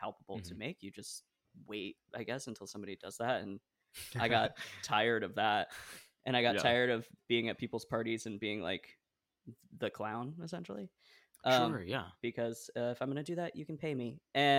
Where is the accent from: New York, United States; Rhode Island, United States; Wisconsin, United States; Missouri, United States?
Rhode Island, United States; Providence; born there; I was born in Providence, so all of my...